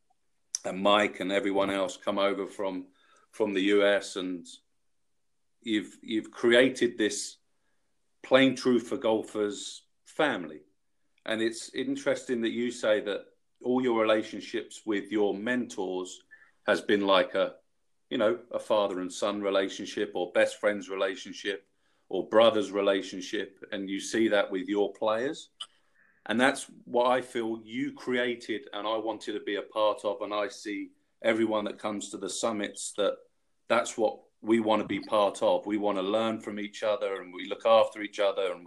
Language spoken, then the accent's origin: English; London, United Kingdom; I'm from London, England